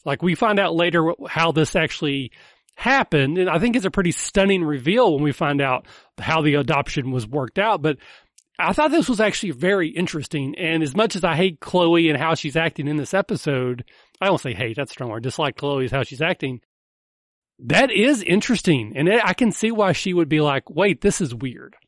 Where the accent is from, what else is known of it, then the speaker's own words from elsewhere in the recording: the South, United States; I'm from the South